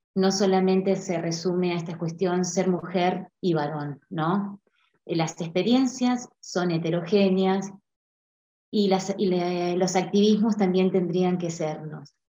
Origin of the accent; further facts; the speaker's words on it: Argentina; also born or lived in Puerto Madryn, Chubut; soy argentina, vivo en la Patagonia, en Puerto Madryn